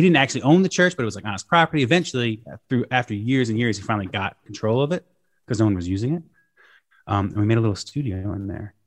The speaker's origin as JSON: {"language": "English", "area": "Shawangunk Mountains", "region": "New York", "country": "United States", "tie": "born or raised there", "lives_now": "Kingston, United States", "said": "I spent a lot of my life growing up, like, a little bit south of the Catskills in the Shawangunk Mountains"}